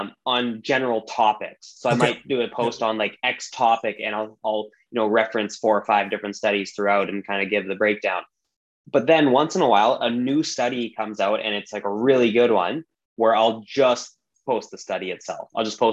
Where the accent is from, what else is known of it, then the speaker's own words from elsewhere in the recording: British Columbia, Canada; I am born and raised in British Columbia, Canada. So I'm very, very much Canadian.